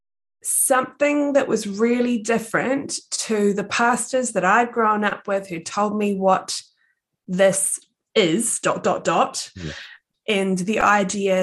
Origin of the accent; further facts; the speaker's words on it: Palmerston North, Manawatū-Whanganui, New Zealand; also born or lived in Thailand; So I am a girl from Aotearoa, New Zealand, and I was born and bred in the fabulous town of Palmerston North